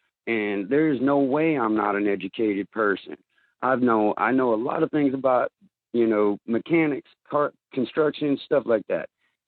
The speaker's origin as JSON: {"language": "English", "town": "Corpus Christi", "region": "Texas", "country": "United States", "moved": "yes", "lives_now": "Minnesota, United States", "said": "I'm up here from Corpus Christi, Texas in Minnesota"}